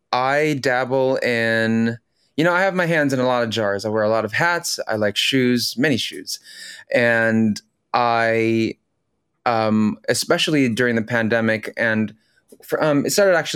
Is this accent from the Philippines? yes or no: yes; Philippines; first language tl; English is a second language; I speak Tagalog, my native language from the Philippines.